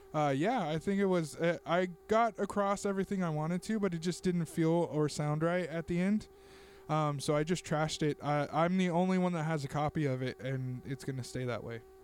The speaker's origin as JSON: {"language": "English", "town": "Tulare", "region": "California", "country": "United States", "tie": "born or raised there", "said": "here in Tulare, in my hometown"}